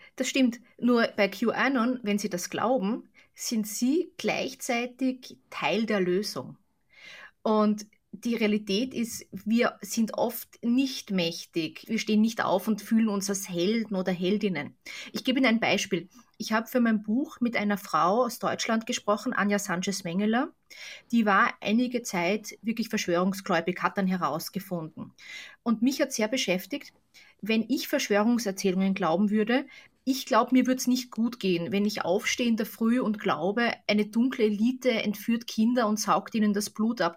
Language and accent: German; Austria; Ich bin ja selbst aus Österreich